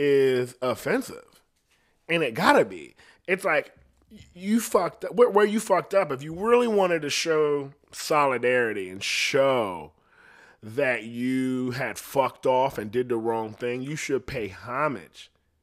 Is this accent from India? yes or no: yes; India; Like, legit, I'm from India. I'm an Indian.